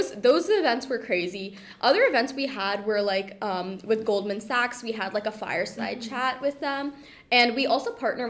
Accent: Oakville, Ontario, Canada; I went back home. I'm from Oakville. I went back to Oakville

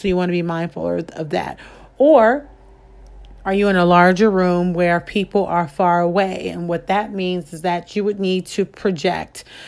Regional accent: Midwest, United States; I come from the Midwest. And so there's different linguistic type of things happening that might not exist outside of where I was born or where I grew up.

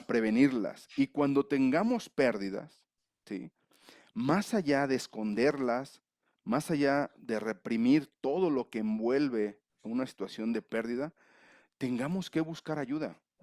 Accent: León, Guanajuato, Mexico; moved away as an adult; now in Mexico City, Mexico; Nací en León, pero estoy ahora en la Ciudad de México.

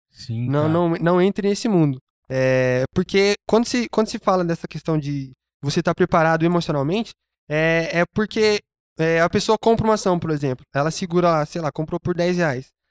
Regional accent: Brazil; como brasileiro mesmo, eu sou. Eu, eu amo ser brasileiro

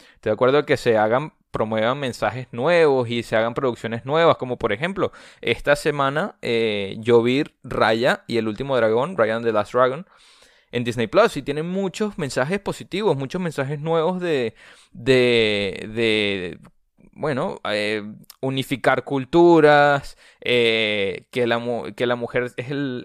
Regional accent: Venezuela; yo soy venezolano. Eh, no soy mexicano

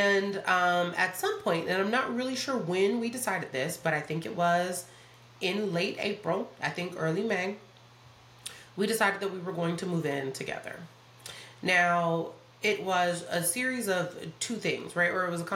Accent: Atlanta, Georgia, United States; moved away as an adult; now in Charlotte, United States; Atlanta is my hometown. It's where I'm from, you know what I mean? Like, I've kind of grown up all over Atlanta

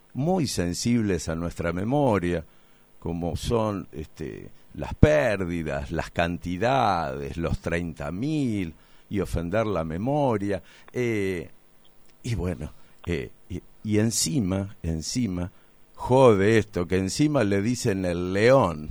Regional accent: La Plata, Buenos Aires Province, Argentina; En aquellas épocas de la ciudad de La Plata, eh, donde yo también a veces me siento identificado, porque fui alumno del Normal 3

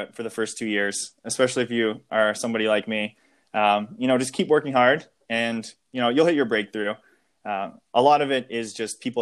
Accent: Brockville, Ontario, Canada; my youth experience in Brockville

